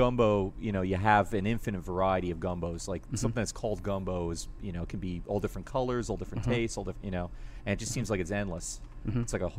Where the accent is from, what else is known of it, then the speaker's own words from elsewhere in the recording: New York, United States; moved away; what I grew up with in New York.